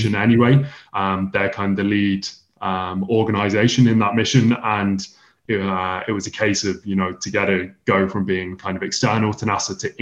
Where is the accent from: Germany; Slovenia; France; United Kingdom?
United Kingdom; England; moved away as an adult; now in Huntsville, United States; I moved from England over to the United States in August 2021